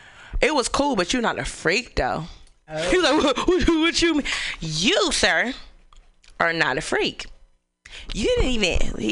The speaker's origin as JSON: {"language": "English", "town": "Oakland", "region": "California", "country": "United States", "said": "We're from Oakland."}